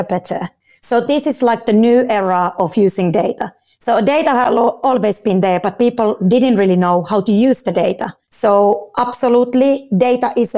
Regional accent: Finland; also born or lived in London, United Kingdom; now in Dubai, United Arab Emirates; I'm originally from Finland

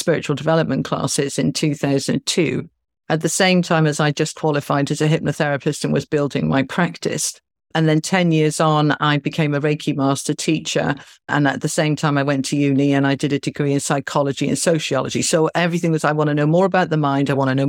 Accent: California, United States; now in Mumbai, India; And I'm in Mumbai in India. And I'm a Californian lady. So I Skyped my family back home.

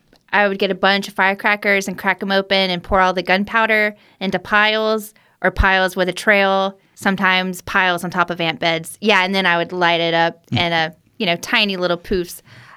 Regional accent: Alabama, United States; growing up in Tuscaloosa County, I always heard stories about Walker County.

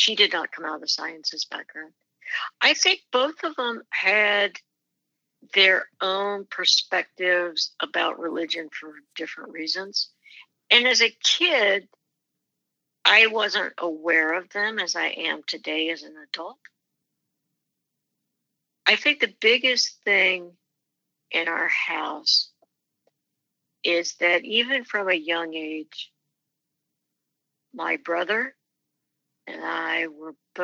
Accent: Manhattan, Kansas, United States; It was a very enjoyable journey growing up in Manhattan

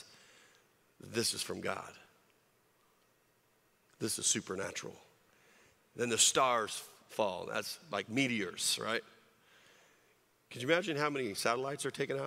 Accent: California, United States; moved away; I grew up in California

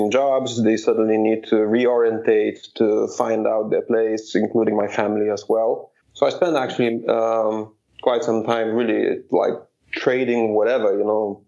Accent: Kuršėnai, Šiauliai County, Lithuania; my hometown, Kuršėnai, where I'm from. It's northwest of Lithuania.

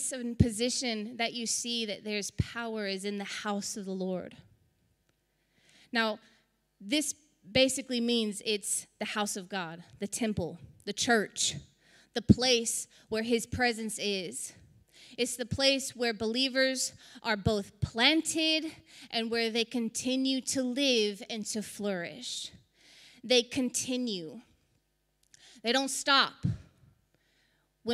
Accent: South Texas, United States; We're from South Texas. We get hurricanes. I've seen them my whole life

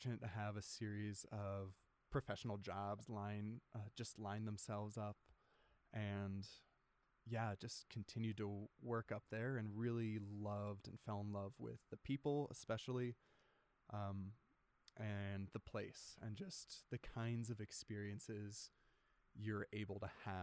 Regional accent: outside Orlando, Central Florida, United States; also born or lived in Washington State / Alaska; now in Logan, United States; I was born in Washington State and then early on moved to Florida. My dad's work took us down to Central Florida, grew up outside Orlando.

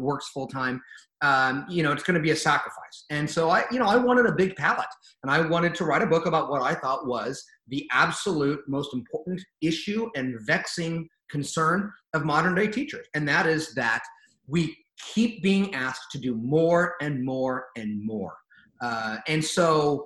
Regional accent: California, United States; I'm from California

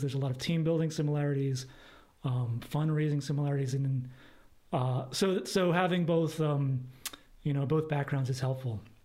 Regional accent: East Coast, United States; also born or lived in Los Angeles, California; now in Portland, United States; we are both from the East Coast, different states.

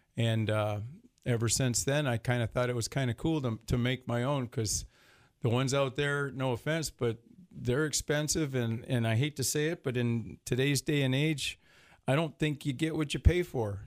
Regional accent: Detroit, Michigan, United States; born or raised there

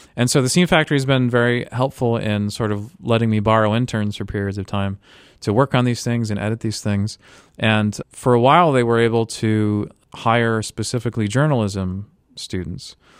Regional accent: Tampa, Florida, United States; I grew up in Florida near Tampa

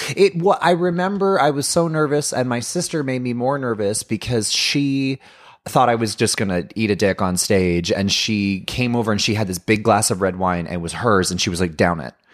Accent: Ottawa, Ontario, Canada; where I grew up in in Orleans, I went to a Catholic high school and I lived in a very waspy white privileged suburban neighborhood.

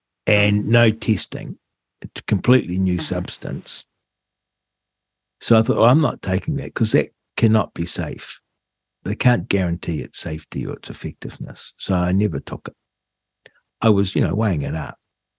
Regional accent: New Zealand; I had no horse in the race other than as a New Zealander.

